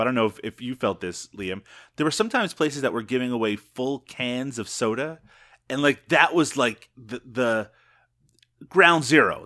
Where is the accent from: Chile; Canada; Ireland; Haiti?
Canada; Newfoundland and Labrador; moved away; I grew up in Newfoundland